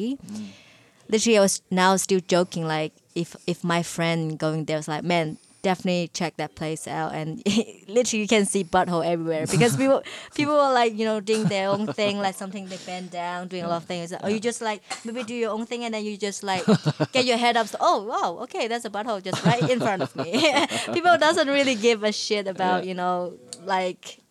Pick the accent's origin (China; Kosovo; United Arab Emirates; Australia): China; moved away as an adult; the life that I have in China before, it's just like another lifetime, man.